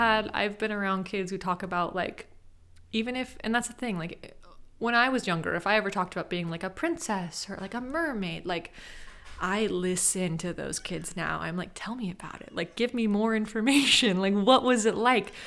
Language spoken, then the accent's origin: English; Sacramento, California, United States; I'm from Sacramento